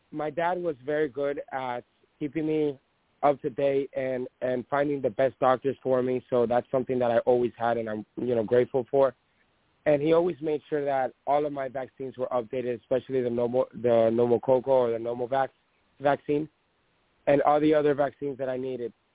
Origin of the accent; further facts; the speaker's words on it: Dominican Republic; now in United States; I was born in Dominican Republic